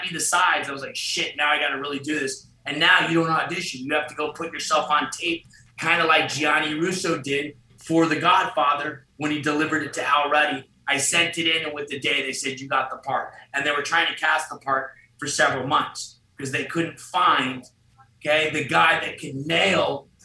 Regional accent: Los Angeles, California, United States; I got to grow up in L.A. on the streets and skateboarding, surfing, having fun

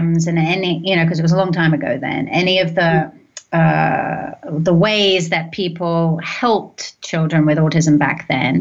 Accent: London, United Kingdom; moved away as an adult; now in United States; I grew up in London.

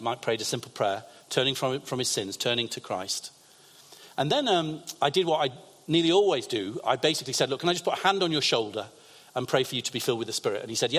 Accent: England, United Kingdom; I said, I'm a pastor from England.

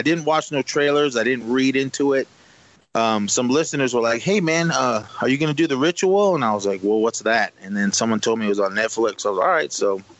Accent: United States; me being Native American

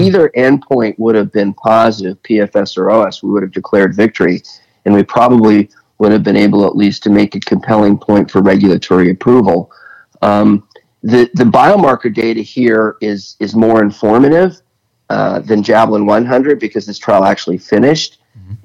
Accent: United States; I'm American

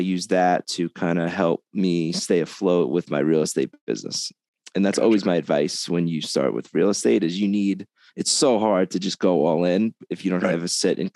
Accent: Long Island, New York, United States; moved away as an adult; now in Las Vegas, United States; I'm from Long Island, New York. I moved to Vegas about 11 years ago now

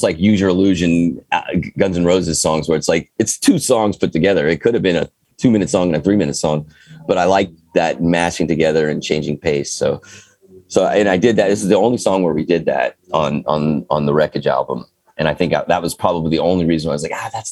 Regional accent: California, United States; moved away; I've lived all over the place, but I'm back in California and I was raised in California

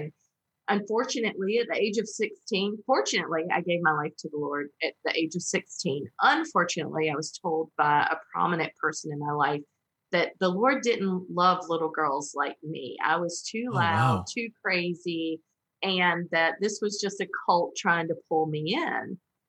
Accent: Southern United States, United States; And, you know, growing up in the Bible Belt as a Protestant, ooh, that wasn't, you know, that wasn't a thing.

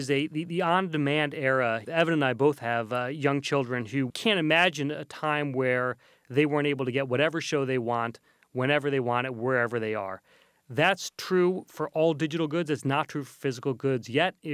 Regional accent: Kentucky, United States; now in New York City, United States; We grew up in Kentucky, uh, surrounded by business, I would say, well, surrounded by horses and business. and bourbon. And we uh, both live in New York City.

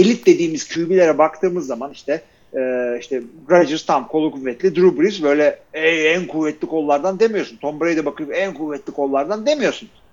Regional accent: Turkey; ben de Türkiye'liyim

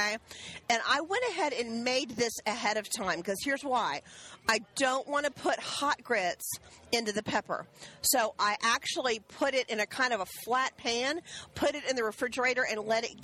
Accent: the South, United States; as a child growing up in the South

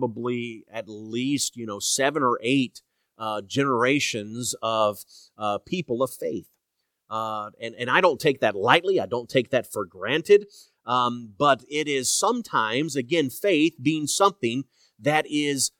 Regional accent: Indianapolis, Indiana, United States; growing up in Indianapolis

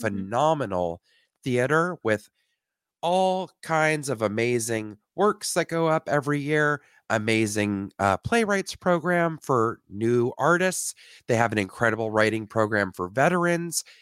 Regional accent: Canada; I'm from Canada

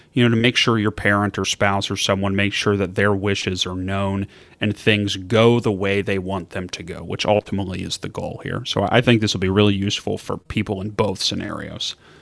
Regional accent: Kentucky, United States; moved away; I'm from Kentucky originally

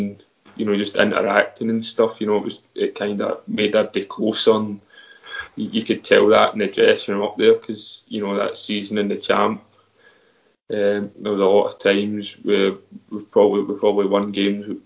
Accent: Scotland, United Kingdom; growing up in Scotland

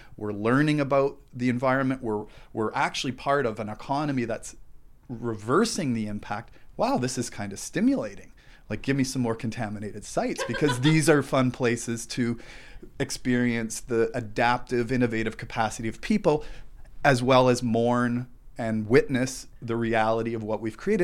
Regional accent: Thunder Bay, Ontario, Canada; I grew up in Fort William near the Cam River

